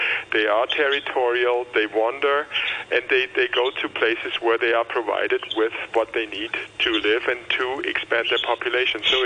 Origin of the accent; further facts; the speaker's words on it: Germany; moved away as an adult; now in Hong Kong; I come from Germany